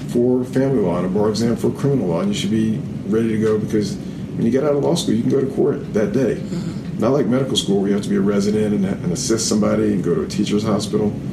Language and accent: English; New Orleans, Louisiana, United States; moved away as an adult; also born or lived in Boston; now in Atlanta, United States; I grew up in New Orleans